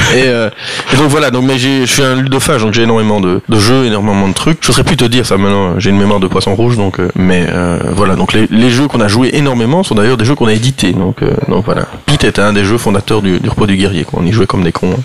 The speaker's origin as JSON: {"language": "French", "town": "Brussels", "region": "Brussels-Capital Region", "country": "Belgium", "said": "Je suis bruxellois"}